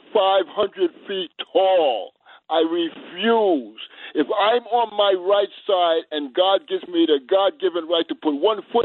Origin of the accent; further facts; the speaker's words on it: White Plains, New York, United States; also born or lived in Valhalla, New York; now in Manhattan, United States; I'm from Westchester. I'm from White Plains